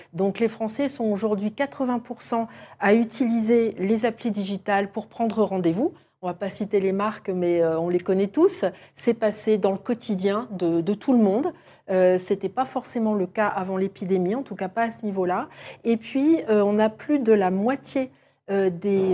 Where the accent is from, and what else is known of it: France